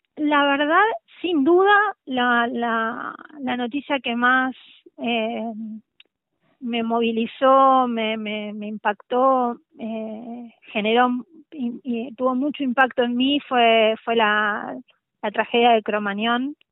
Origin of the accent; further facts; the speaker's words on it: La Pampa, Argentina; moved away as an adult; now in Buenos Aires, Argentina; yo soy de La Pampa